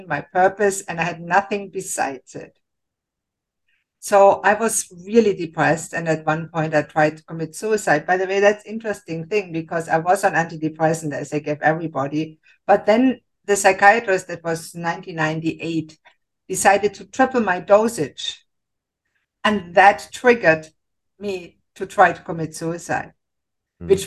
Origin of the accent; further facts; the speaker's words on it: Germany; moved away as an adult; now in Canada; I grew up in Germany and I became a physician